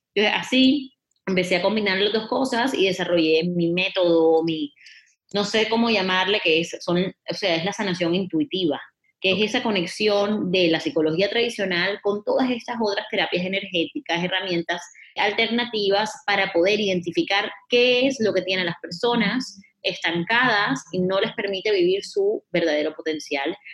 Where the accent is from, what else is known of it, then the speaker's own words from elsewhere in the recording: Barranquilla, Atlántico, Colombia; moved away; estaba yo de vacaciones en Barranquilla, mi ciudad natal, en Colombia